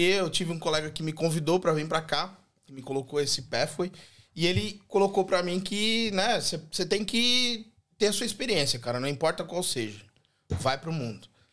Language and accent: Portuguese; Joinville, Santa Catarina, Brazil; moved away as an adult; now in Australia; eu nasci em Joinville, Santa Catarina, Santa e Bela Catarina, né? E eu vim para a Austrália em 2016